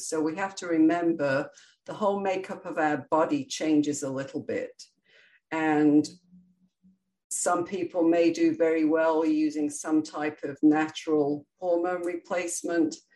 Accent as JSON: {"language": "English", "region": "England", "country": "United Kingdom", "tie": "born or raised there", "moved": "yes", "lives_now": "Florida, United States", "said": "my origins are England, where I grew up, and proud to be British and proud to be American, as I'm both"}